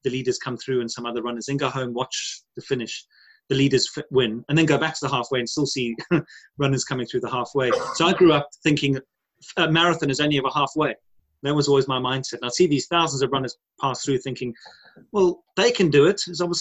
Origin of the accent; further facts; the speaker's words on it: KwaZulu-Natal, South Africa; moved away as an adult; now in United Kingdom; I grew up in South Africa. I've been here over 22 years in the UK